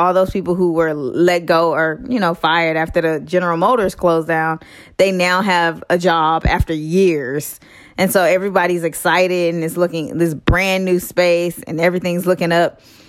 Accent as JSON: {"language": "English", "country": "United States", "said": "I'm too American to work like a Chinese."}